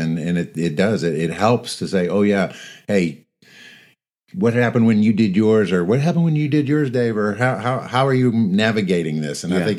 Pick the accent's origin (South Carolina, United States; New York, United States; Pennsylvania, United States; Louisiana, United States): Louisiana, United States; moved away as an adult; now in Middle Tennessee, United States; I was born and raised in Louisiana